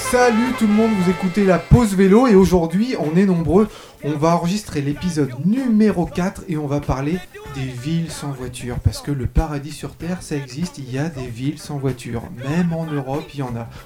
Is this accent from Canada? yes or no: no; France; je suis français